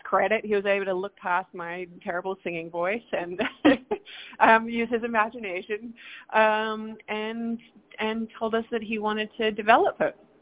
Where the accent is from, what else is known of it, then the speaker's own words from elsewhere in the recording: Perth, Western Australia, Australia; moved away as an adult; now in New York, United States; I am from Perth, Australia, Western Australia, all the way down under